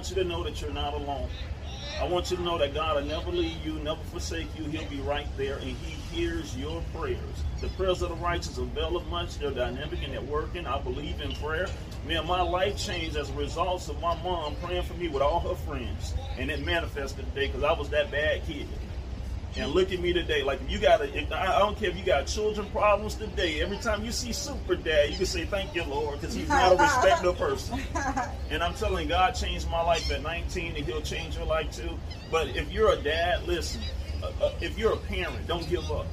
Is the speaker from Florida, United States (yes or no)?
yes; Tampa, Florida, United States; I marched in West Tampa. That's my stomping ground, born and raised